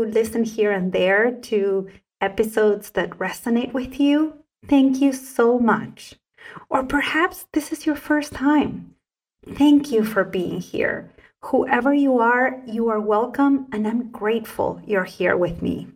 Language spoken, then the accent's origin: English; Salta, Argentina; first language Spanish; English is a second language; I was a very young child growing up in the province of Salta in northern Argentina